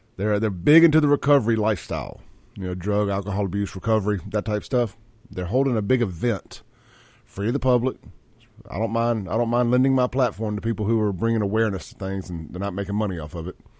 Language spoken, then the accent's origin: English; Jackson, Mississippi, United States; also born or lived in Brandon, Mississippi; I grew up in South Jackson.